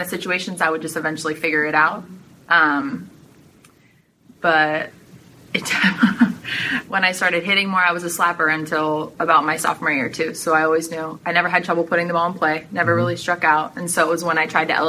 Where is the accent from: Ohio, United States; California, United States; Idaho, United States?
California, United States; Mountain View; moved away as an adult; also born or lived in Toronto, Canada; now in Amherst, United States; My family moved to California in 2000 when I was 8